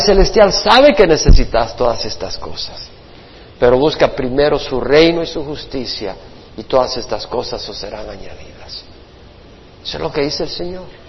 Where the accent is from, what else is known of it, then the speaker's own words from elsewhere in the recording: El Salvador; also born or lived in Florida / Houston / Georgia / South Carolina; now in California, United States; Del Salvador por la guerra salimos